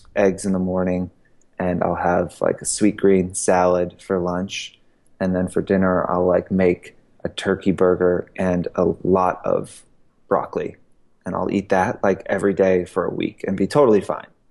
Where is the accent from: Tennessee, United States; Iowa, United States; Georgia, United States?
Georgia, United States; also born or lived in Queens, New York / Boston; I grew up in mostly in Georgia.